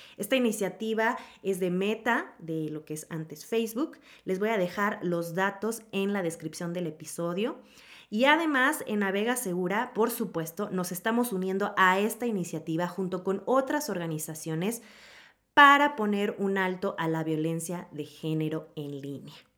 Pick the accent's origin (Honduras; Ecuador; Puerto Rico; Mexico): Mexico; como decimos aquí en México